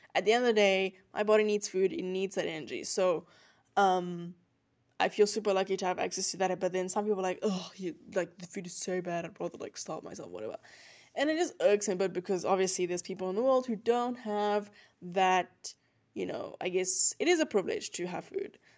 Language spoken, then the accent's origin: English; South Africa; moved away as an adult; now in United States; I'm from South Africa